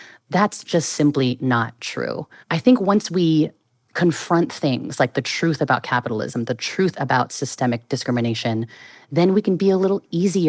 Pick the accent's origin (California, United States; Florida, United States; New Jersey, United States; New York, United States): California, United States; Bay Area; Born and raised in the Bay Area.